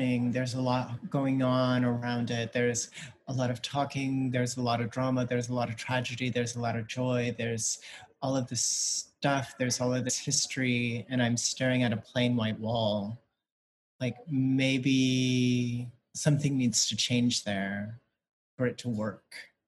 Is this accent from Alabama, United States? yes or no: yes; Alabama, United States; also born or lived in San Antonio, Texas; I'm very much grounded in a community, in a place that I grew up in rural Alabama, the places that I grew up in San Antonio, places that are in between